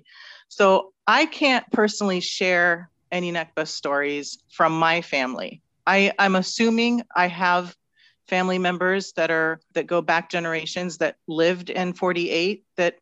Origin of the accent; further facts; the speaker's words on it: San Francisco, California, United States; also born or lived in West Bank / Kuwait / Jordan; the majority of my life was spent in the San Francisco area